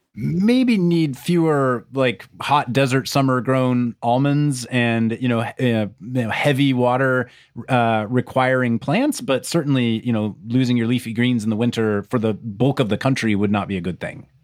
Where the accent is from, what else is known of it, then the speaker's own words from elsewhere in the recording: Wichita, Kansas, United States; I grew up in, around Wichita, Kansas